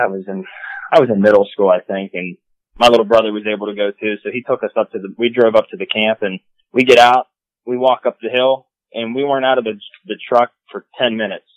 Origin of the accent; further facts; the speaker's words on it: West Middlesex, Pennsylvania, United States; moved away as an adult; now in Pittsburgh, United States; I'm from West Middlesex. Currently, I live in Pittsburgh, Pennsylvania